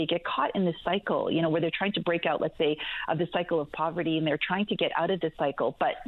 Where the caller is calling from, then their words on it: Calgary, Alberta, Canada; Yeah, it's a bit early here. I'm calling from Calgary, Alberta.